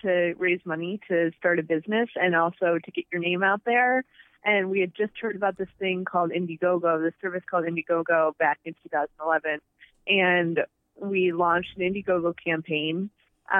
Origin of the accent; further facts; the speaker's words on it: Rock Falls, Illinois, United States; moved away as an adult; also born or lived in Indianapolis / Chicago / San Francisco; I grew up in Rock Falls, Illinois